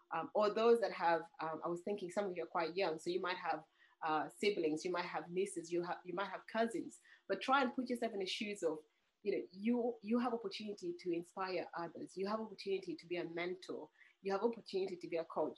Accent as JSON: {"language": "English", "country": "Uganda", "moved": "yes", "said": "I'm originally from Uganda"}